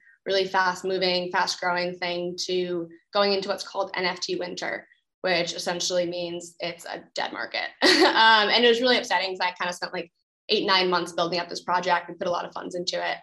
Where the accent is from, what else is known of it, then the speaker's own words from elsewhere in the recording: Cambridge, Massachusetts, United States; Growing up in Cambridge, Massachusetts